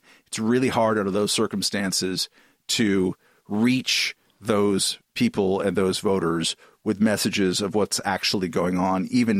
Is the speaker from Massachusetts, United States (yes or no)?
yes; Boston, Massachusetts, United States; So, and we're from Boston.